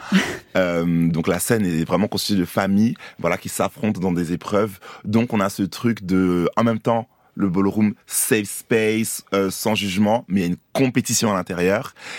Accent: Côte d’Ivoire; moved away; also born or lived in Paris, France; je, suis né à Paris, mais j'ai grandi aussi en Côte d'Ivoire. Longtemps, je suis allé à l'école

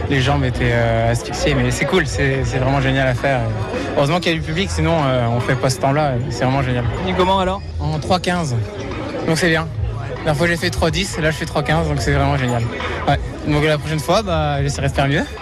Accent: Namur, Wallonia, Belgium; On vient de Belgique, d'un de Namur.

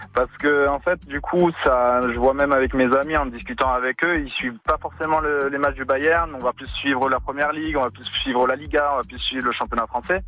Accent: France; je suis français

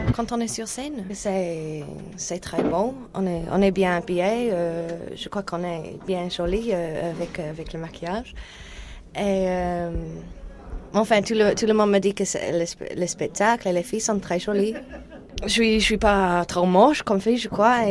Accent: New Zealand; French is a second language; now in Paris, France; je viens de Nouvelle-Zélande

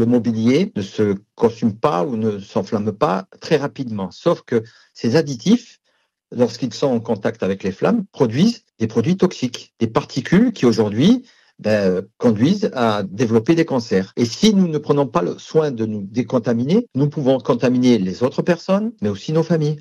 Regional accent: France; Chez nous, en France

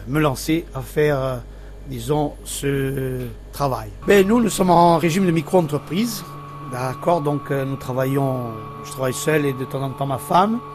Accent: Bastia / Corse-du-Sud, Corsica, France; je suis né à Bastia. Euh, ensuite, on était parti vivre sur euh, la Corse du Sud avec mes parents et tout

